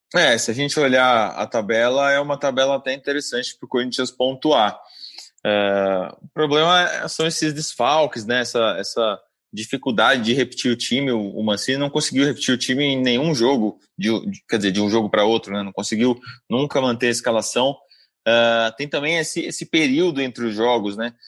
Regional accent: Guarulhos, São Paulo, Brazil; eu e Diego Ribeiro somos de Guarulhos

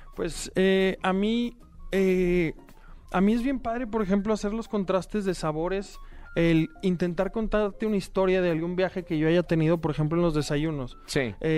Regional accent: León, Guanajuato, Mexico; now in Monterrey, Mexico; 14 años en Monterrey soy de León, pero creo que ya el acento ya, ya me delataba

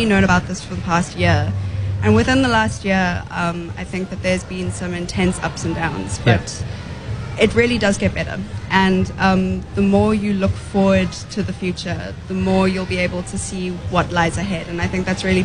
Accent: South Africa; And as a South African

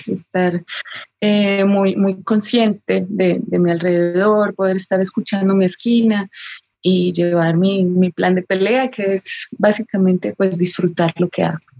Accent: Colombia

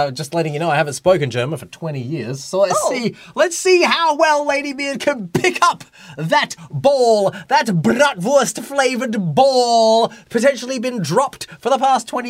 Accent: Australia; moved away as an adult; also born or lived in Hong Kong; now in Japan; I'm an Aussie

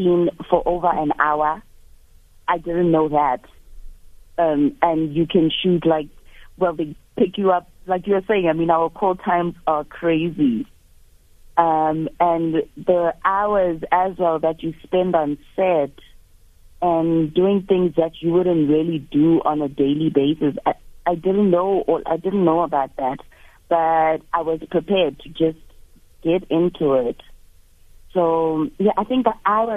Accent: Soshanguve, Gauteng, South Africa; also born or lived in Mamelodi / Pretoria; I grew up in Soshanguve

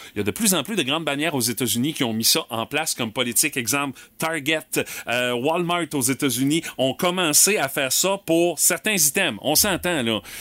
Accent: Quebec, Canada

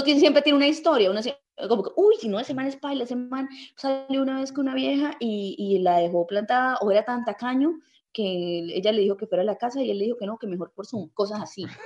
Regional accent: Colombia; yo soy colombiana

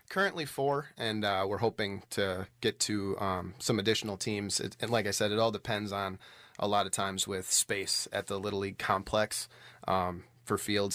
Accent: Allenton, Wisconsin, United States; now in West Bend, United States; I grew up in Allenton, um, which is uh, on the Dodge County side of Allenton

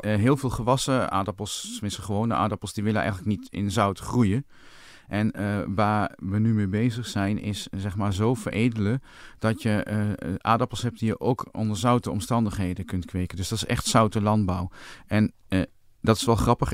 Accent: Winterswijk, Gelderland, Netherlands; toen ik jong was in Winterswijk

